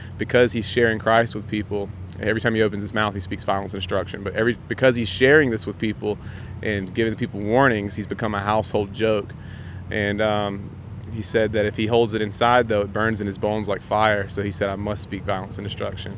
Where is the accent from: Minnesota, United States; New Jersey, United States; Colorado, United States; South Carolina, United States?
South Carolina, United States; We're from South Carolina